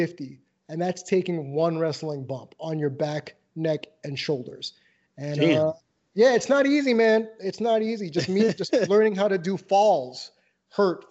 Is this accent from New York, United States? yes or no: yes; New York, United States; moved away; I'm from New York originally and I have that New Yorker's mindset